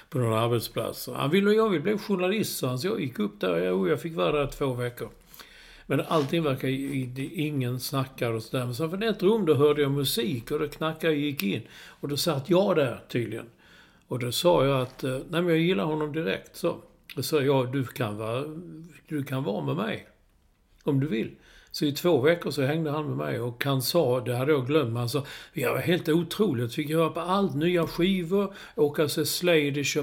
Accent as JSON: {"language": "Swedish", "town": "Malmö", "region": "Skåne", "country": "Sweden", "tie": "born or raised there", "said": "jag växte upp i Malmö."}